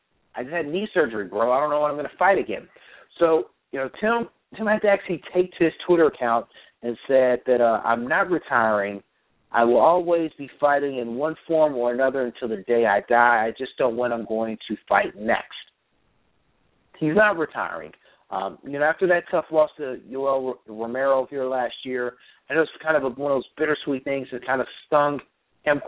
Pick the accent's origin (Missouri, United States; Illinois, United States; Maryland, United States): Missouri, United States; Kansas City; my hometown of Kansas City